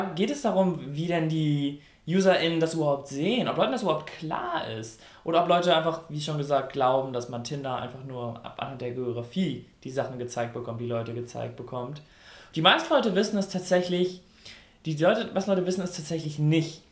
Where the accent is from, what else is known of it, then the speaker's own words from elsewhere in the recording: North Rhine-Westphalia, Germany; ich komme aus NRW